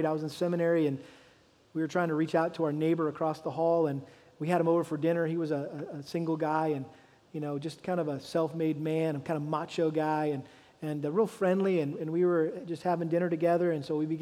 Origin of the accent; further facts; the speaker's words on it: Massachusetts, United States; moved away; back to New England, where I was born and raised in Massachusetts.